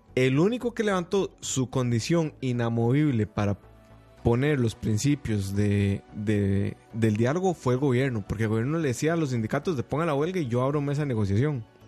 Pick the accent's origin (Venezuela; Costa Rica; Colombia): Costa Rica; como costarricense